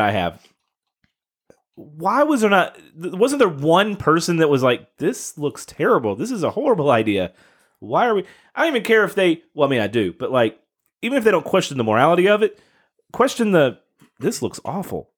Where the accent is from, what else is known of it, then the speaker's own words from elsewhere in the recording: Kentucky, United States; my home state